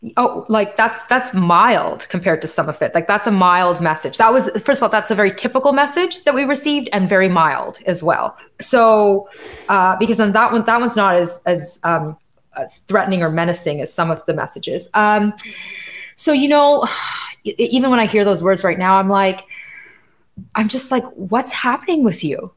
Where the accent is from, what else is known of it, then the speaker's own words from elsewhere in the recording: Canada; I'm Canadian and I live in Canada